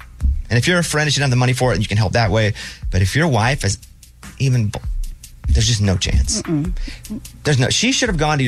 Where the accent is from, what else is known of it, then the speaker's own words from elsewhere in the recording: Arkansas, United States; You know, I'm from Arkansas.